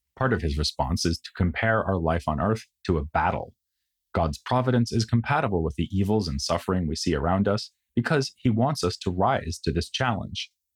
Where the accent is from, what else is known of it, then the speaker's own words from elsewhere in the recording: United States; first language English; moved away as an adult; now in Germany; As an American living in Germany